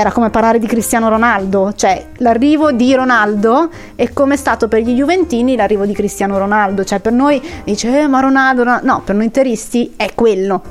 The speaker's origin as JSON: {"language": "Italian", "town": "Varese", "region": "Lombardy", "country": "Italy", "said": "io son di Varese, son di provincia"}